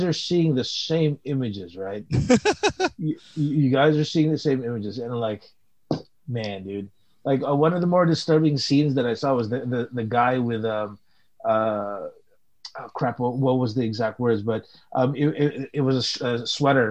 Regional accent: Philippines; moved away; you and I came from the Philippines

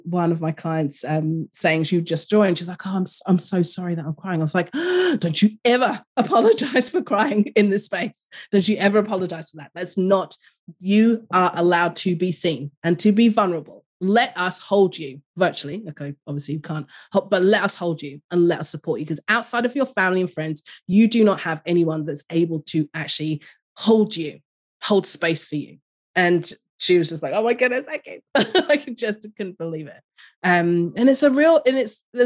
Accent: London, United Kingdom; moved away as an adult; now in Australia; I grew up in London

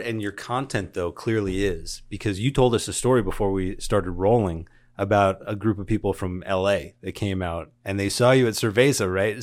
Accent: San Diego, California, United States; moved away; I come from San Diego

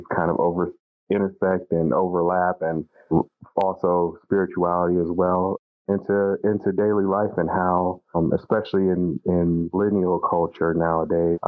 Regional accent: Cleveland, Ohio, United States; also born or lived in Minnesota; I'm from Cleveland, Ohio. And even though I'm from Ohio, my day job is I'm the director of policy and organizing for Outfront Minnesota

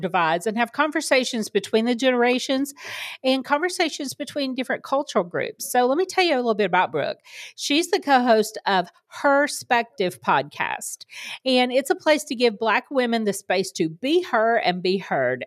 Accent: the South, United States; I grew up in the South, for people who don't know, um, very conservative Bible Belt

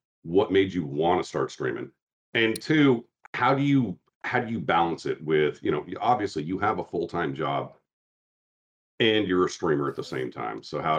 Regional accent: Southwest, United States; I grew up in the Southwest.

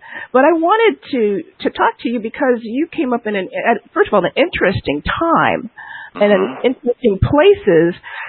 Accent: Trenton, New Jersey, United States; I'm from Trenton.

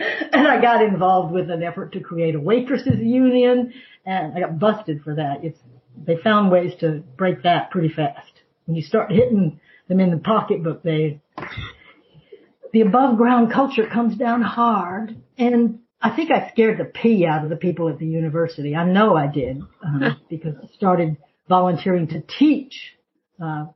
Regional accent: the South, United States; I grew up in the South

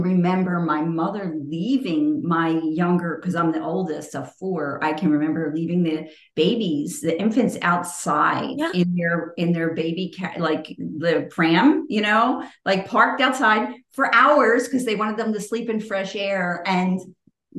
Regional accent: Philadelphia, Pennsylvania, United States; moved away; I grew up in Philly.

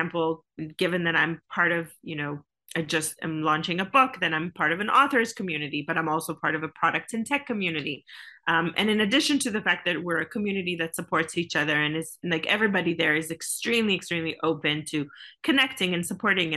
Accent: Israel; I come from Israel, which is like called Startup Nation

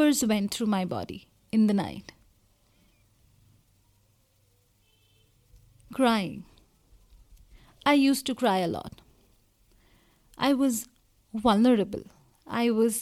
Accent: India; I come from India

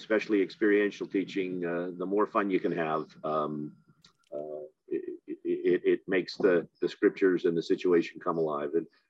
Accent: Ogden, Utah, United States; I grew up in Ogden, Utah, and graduated from world-famous Ben Lomond High School.

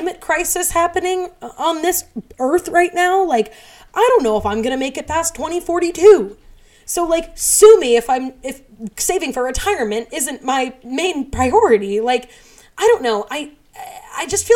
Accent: United States

